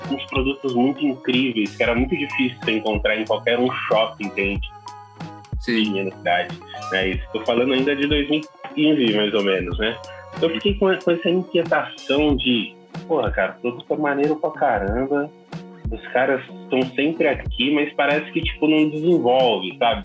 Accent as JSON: {"language": "Portuguese", "town": "Diadema", "region": "São Paulo", "country": "Brazil", "tie": "born or raised there", "said": "sou natural da, do estado de São Paulo, crescido e criado na, na zona metropolitana da cidade, mais precisamente em Diadema, no, na ABC Paulista"}